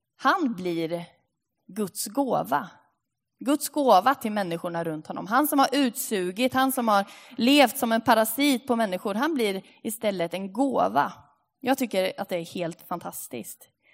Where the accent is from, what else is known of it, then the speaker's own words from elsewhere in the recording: Linköping, Östergötland, Sweden; moved away; Vi är ju från Linköping